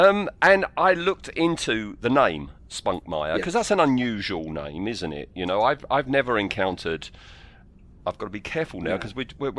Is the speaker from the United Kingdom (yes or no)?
yes; United Kingdom; because we're British, aren't we?